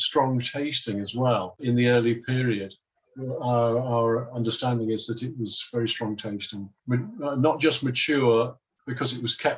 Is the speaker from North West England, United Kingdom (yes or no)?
yes; Liverpool, North West England, United Kingdom; I come from Liverpool, and we ate Cheshire and we ate Lancashire cheese